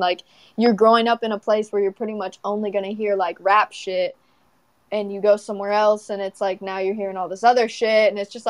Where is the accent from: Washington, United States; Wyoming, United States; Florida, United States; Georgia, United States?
Washington, United States; Everett; also born or lived in California / Leesville, Louisiana / Laredo, Texas; But I would say where I like really grew up and everything, I would say mostly like Everett, Washington